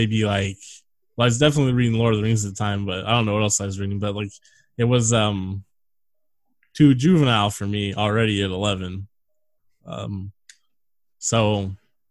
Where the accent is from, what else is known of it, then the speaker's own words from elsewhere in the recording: Northern California, United States; moved away; no one we knew growing up lives in that area anymore